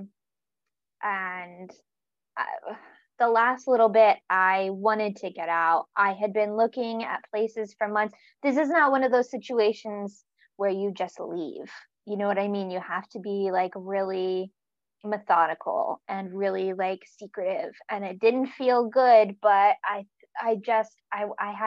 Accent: North Carolina, United States; moved away as an adult; also born or lived in Virginia; now in Newcastle, United Kingdom; I'm from North Carolina in the south, the east coast of the States. And I grew up between there and Virginia

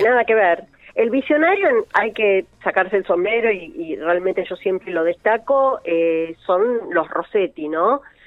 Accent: Rosario, Santa Fe, Argentina; now in Funes, Argentina; cuando a mí me preguntan de dónde soy, yo digo de Rosario

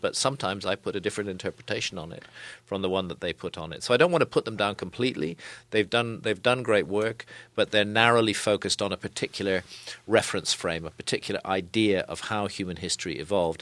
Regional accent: United Kingdom; I come here as a, as a foreigner. I'm British.

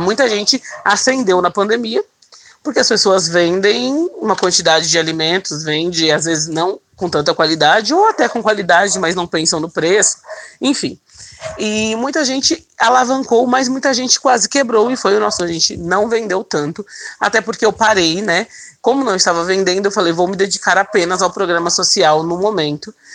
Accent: São Paulo, Brazil; born or raised there

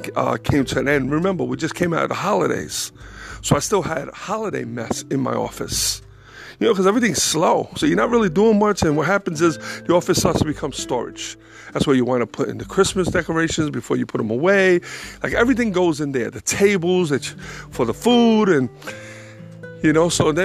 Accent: New York City, New York, United States; born or raised there; now in North Carolina, United States

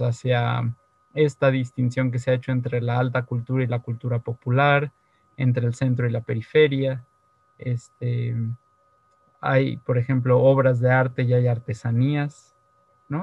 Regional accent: Mexico; como mexicanos del siglo XX y XXI

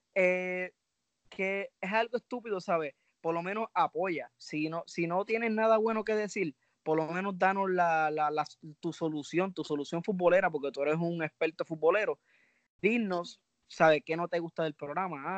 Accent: Puerto Rico; soy boricua

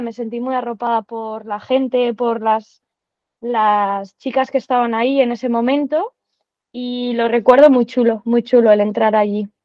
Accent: Santander, Cantabria, Spain; moved away as an adult; also born or lived in Madrid; now in Barcelona, Spain; soy de Santander, vengo de la Real Sociedad de Tenis, eh, que jugué allí hasta los 18 añitos

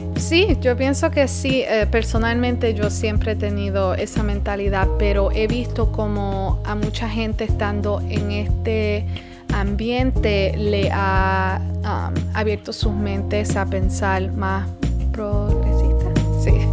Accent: Puerto Rico; now in United States; porque nosotros somos de Puerto Rico, o sea que al nacer somos ciudadanos

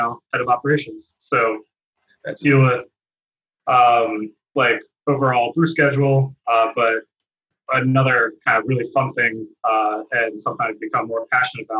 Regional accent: New Jersey, United States; now in South Florida, United States; So I grew up in South Jersey originally. So right by Philly.

